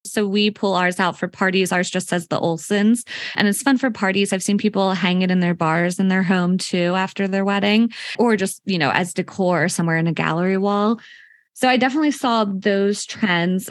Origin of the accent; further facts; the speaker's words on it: Unionville, Pennsylvania, United States; I'm actually from Philadelphia area. but I'm born and raised from here